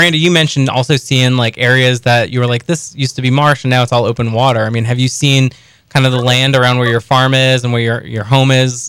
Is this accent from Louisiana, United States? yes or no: yes; Plaquemines Parish, Louisiana, United States; I grew up in Plaquemines Parish, too, and we've seen the change, of course.